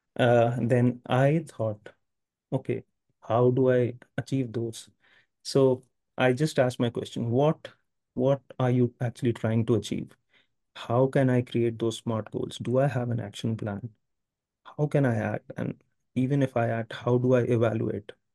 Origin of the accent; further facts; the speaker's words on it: India; I'm from India. I, I have lived all, all my life in India